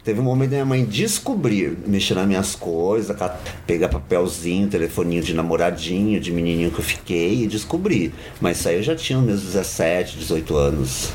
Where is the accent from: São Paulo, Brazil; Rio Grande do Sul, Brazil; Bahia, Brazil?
São Paulo, Brazil; Sou de São Paulo, nascido na Vila Ema